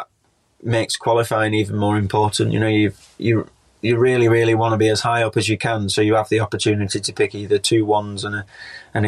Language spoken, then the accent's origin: English; United Kingdom; as British riders